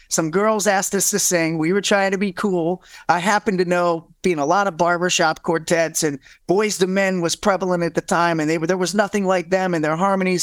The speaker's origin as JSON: {"language": "English", "region": "Ohio", "country": "United States", "said": "I'm from the Midwest, from Ohio, so I come from a blue collar family"}